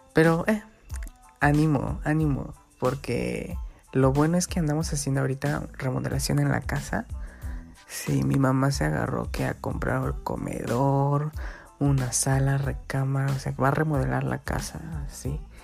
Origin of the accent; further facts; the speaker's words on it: Guerrero, Mexico; aquí estoy en mi pueblito, en Guerrero